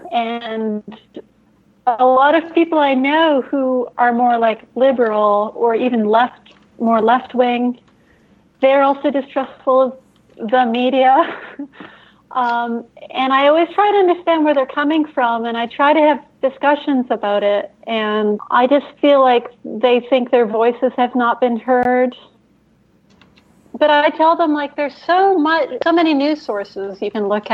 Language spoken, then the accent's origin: English; Canada; I'm Canadian